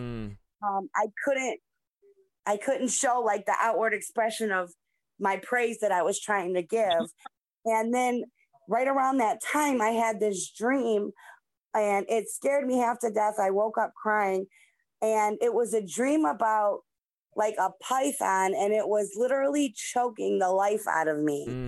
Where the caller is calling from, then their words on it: Cleveland, Ohio, United States; I'm watching from Cleveland, Ohio.